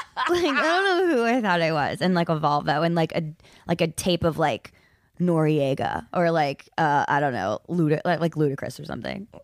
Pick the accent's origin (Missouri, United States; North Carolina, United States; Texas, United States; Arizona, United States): North Carolina, United States; Charlotte; moved away; also born or lived in New York; I'm originally from Charlotte, North Carolina